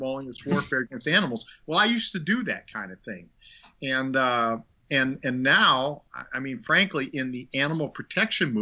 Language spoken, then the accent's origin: English; Minnesota, United States; moved away; also born or lived in Illinois / Long Island, New York; I lived in Minnesota, born and raised in Minnesota.